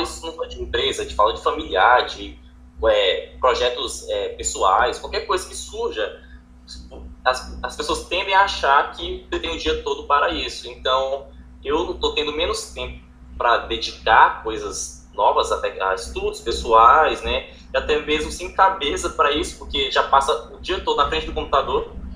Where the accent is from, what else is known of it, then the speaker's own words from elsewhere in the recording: Tocantins, Brazil; sou do Tocantins